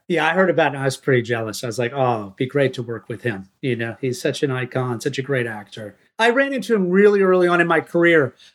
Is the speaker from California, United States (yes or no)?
no; Maine, United States; growing up in Maine